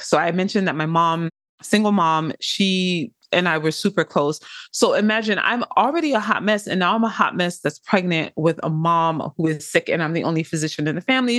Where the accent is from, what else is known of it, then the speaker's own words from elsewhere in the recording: Inglewood, California, United States; I am from Inglewood, California